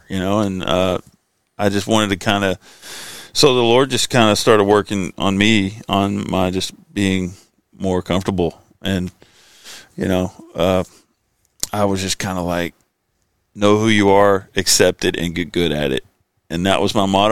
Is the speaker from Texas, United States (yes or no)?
yes; Sherman, Texas, United States; also born or lived in Texarkana / Nashville, Arkansas; then we moved to Sherman, Texas. So that's where I kind of did most of my raising up